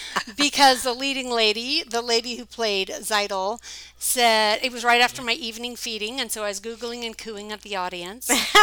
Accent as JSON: {"language": "English", "town": "Coeur d'Alene", "region": "Idaho", "country": "United States", "tie": "born or raised there", "moved": "as an adult", "said": "I grew up in Coeur d'Alene Summer Theatre because my father … was the mm-hmm. founder of the Coeur d'Alene Summer Theatre starting in 1967. And I moved away from Coeur d'Alene when I was 19."}